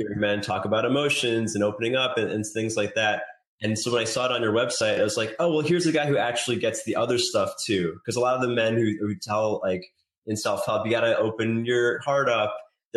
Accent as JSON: {"language": "English", "town": "New York City", "region": "New York", "country": "United States", "tie": "born or raised there", "moved": "as an adult", "said": "I grew up in South Brooklyn and then moved right after college"}